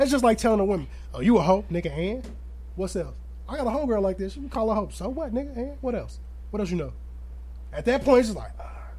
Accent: Aurora, United States; born there; I was born on March 2nd, 1989 in Mercy Hospital.

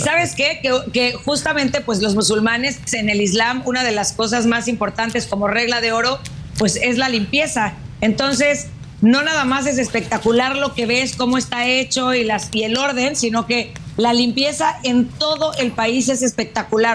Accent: Mexico; nosotros como mexicanos

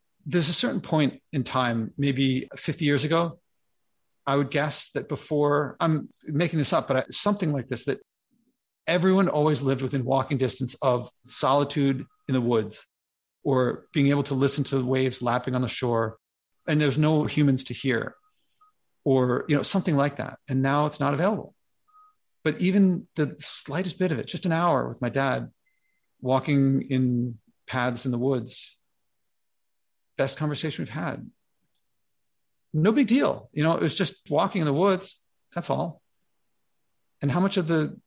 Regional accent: Philadelphia, Pennsylvania, United States; now in New York, United States; I grew up in Philly

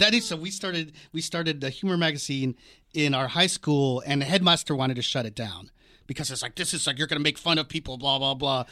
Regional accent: Washington, District of Columbia, United States; also born or lived in New York; now in Los Angeles, United States; I grew up on the East Coast in Washington, D C.

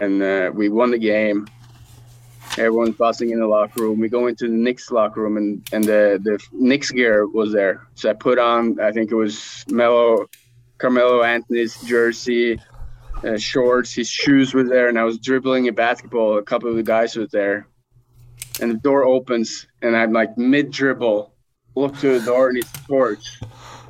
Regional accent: Norway; moved away; also born or lived in Sweden; growing up in Norway

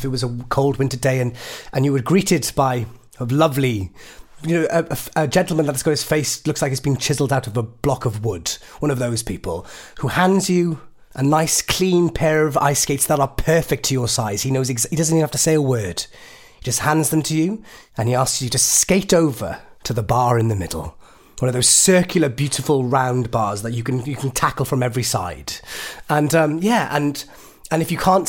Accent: Upper Tumble, Wales, United Kingdom; Upper Tumble, yes, I'm from Upper Tumble.

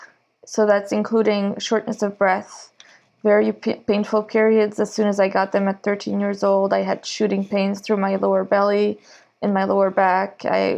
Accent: Normandy, France; moved away as an adult; now in Moncton, Canada; I am from Normandy, France. I've been living in Moncton for 4 years now

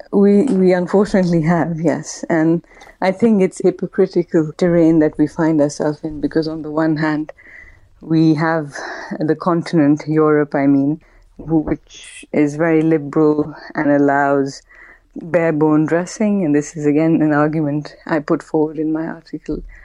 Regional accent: Pakistan; moved away; I grew up in Pakistan, which was obviously a predominantly Muslim country.

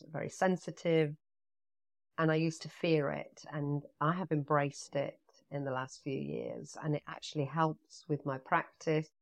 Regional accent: Nottingham, East Midlands, United Kingdom; moved away; also born or lived in London / Nassau, Bahamas; I loved growing up in Nottingham.

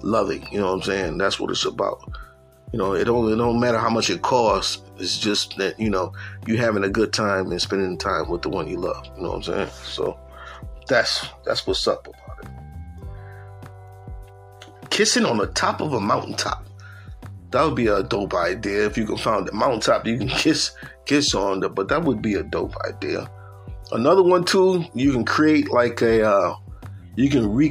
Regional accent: upstate New York, United States; I'm from New York. They're like, oh, you from New York City? Nah, from upstate

